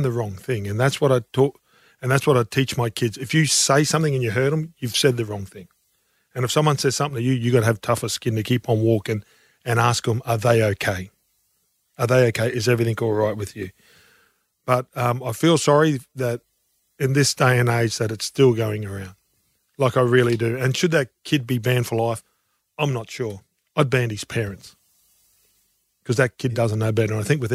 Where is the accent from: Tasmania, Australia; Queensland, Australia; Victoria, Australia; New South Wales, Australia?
Queensland, Australia; Townsville; growing up in Australia, growing up in Townsville, I grew up and I had a wonderful dad